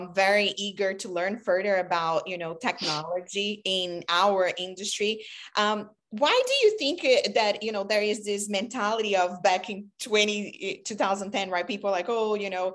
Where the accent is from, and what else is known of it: Brazil; moved away as an adult; now in Maryland, United States